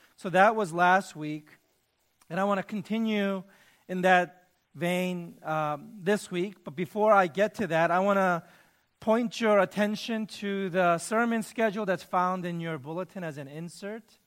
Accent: New York City, New York, United States; moved away as an adult; also born or lived in Michigan; I grew up in New York City, in the inner city

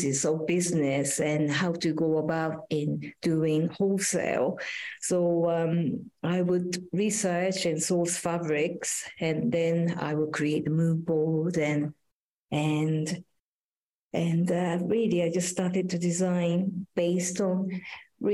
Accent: Japan; now in London, United Kingdom; Actually, I am from Japan, but I spend very little time in Japan.

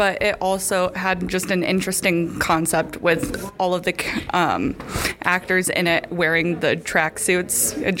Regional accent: Delvin, Illinois, United States; I'm from Delvin, Illinois. I'm a business and administrations major, and I'm a transferred sophomore.

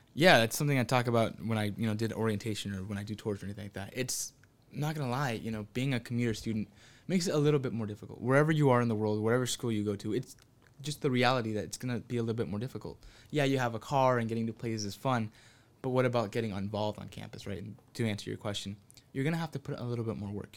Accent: Santa Ana, California, United States; I'm from Santa Ana

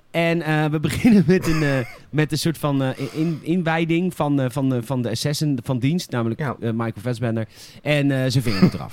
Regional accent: Boskoop, South Holland, Netherlands

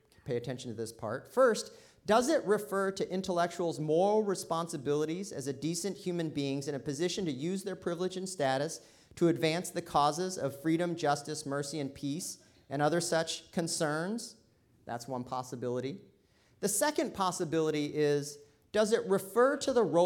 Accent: Oklahoma, United States; moved away; I grew up in Oklahoma myself

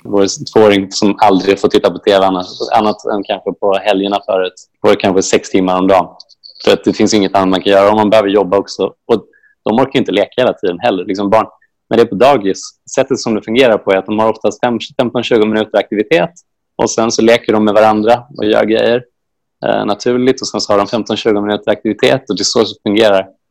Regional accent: Sweden; now in Spain; Som svenskar har vi absolut lärt oss

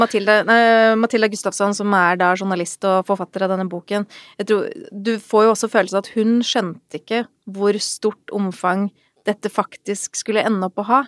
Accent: Sweden; moved away; jeg er oppvokst i Sverige.

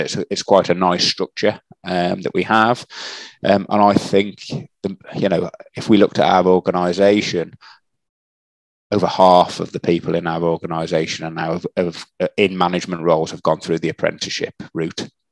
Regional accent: Shrewsbury, West Midlands, United Kingdom; I grew up um, in a in a place called Shrewsbury um, um, in the in the in the UK. so that that is in the Midlands area

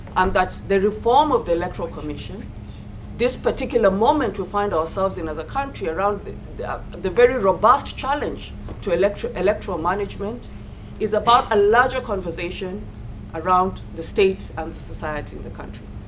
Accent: Kenya; as a Kenyan and as a voter

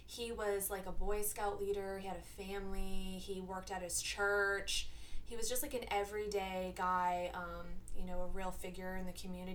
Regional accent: Massachusetts, United States; I grew up in lovely Massachusetts, bordering New Hampshire, a.k.a. 8 months of dark, snowy hell.

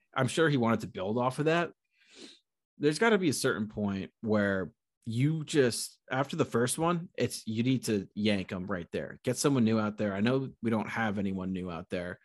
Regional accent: Connecticut, United States; moved away as an adult; now in New York City, United States; I was a Connecticut, I was a Connecticut guy

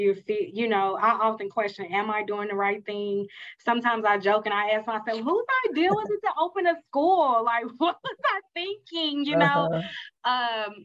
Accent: Mississippi, United States; accent: country; I'm country, I'm from Mississippi, so I have an accent

